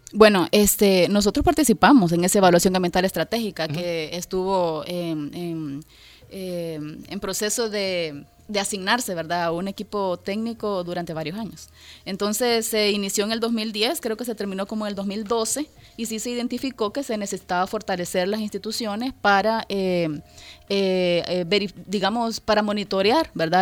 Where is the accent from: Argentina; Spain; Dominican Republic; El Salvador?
El Salvador; nosotros como salvadoreños, porque yo soy salvadoreña